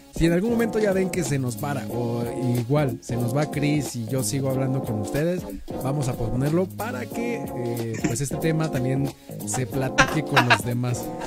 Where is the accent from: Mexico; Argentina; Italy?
Mexico; nosotros no nos apoyamos como mexicanos